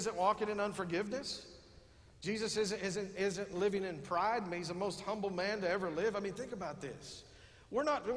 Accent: West Texas, United States; We're from West Texas.

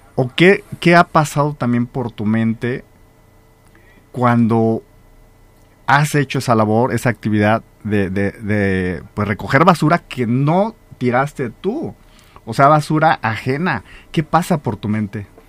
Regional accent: Salamanca, Guanajuato, Mexico; las que sí somos de Salamanca

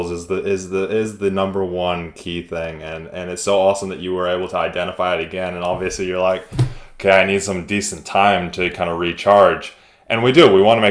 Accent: United States; moved away; I'm American at heart, even though I live here.

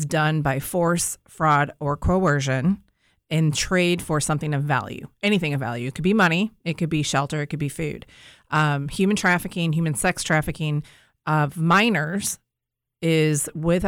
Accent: St. Louis, Missouri, United States; moved away as an adult; also born or lived in Florida; I'm from the St. Louis area, grew up here, but I lived in Florida for about 15 years

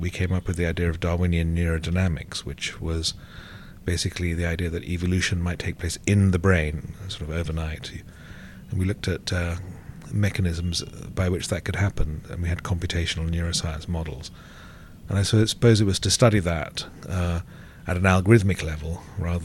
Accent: England, United Kingdom; also born or lived in Sri Lanka; I was born in Sri Lanka. I left here when I was about 4 to England

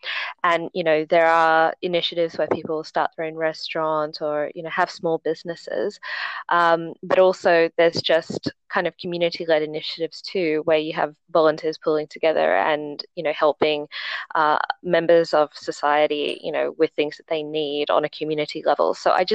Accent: Sydney, New South Wales, Australia; now in Hong Kong; So I am from Australia, but I did go to high school in Hong Kong, and one of my parents is also Chinese from Hong Kong. So I've kind of, gone between Hong Kong and Sydney throughout my life.

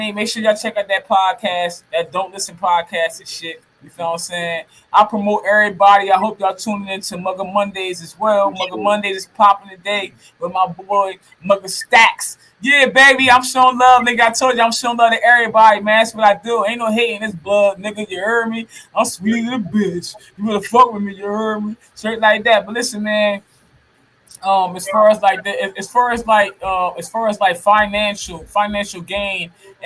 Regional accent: Camden, New Jersey, United States; where I'm from Camden, New Jersey, CMD

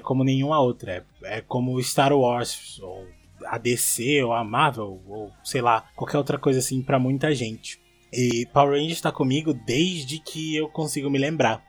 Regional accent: Recife, Pernambuco, Brazil; now in Portugal; sou de Recife, Pernambuco, mas atualmente moro em Portugal

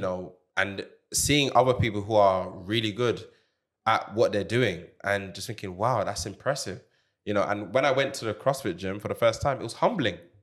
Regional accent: Jamaica; moved away; I grew up in Jamaica

